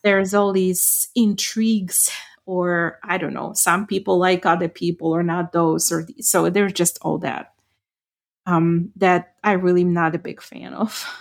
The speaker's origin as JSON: {"language": "English", "country": "Ukraine", "first_language": "Ukrainian", "second_language": "English", "moved": "yes", "said": "I grew up speaking Ukrainian"}